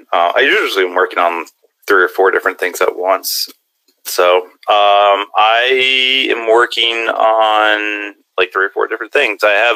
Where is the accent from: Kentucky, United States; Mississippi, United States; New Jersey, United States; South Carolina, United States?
New Jersey, United States; Toms River; my hometown in Toms River, New Jersey